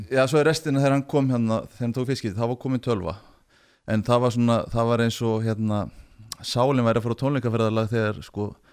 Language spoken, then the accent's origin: Icelandic; Akureyri, Northeastern Region, Iceland; moved away as an adult; also born or lived in Göppingen; kem frá Akureyri